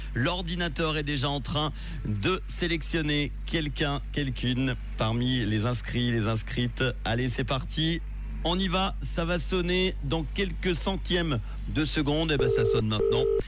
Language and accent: French; Switzerland; chez nous en Suisse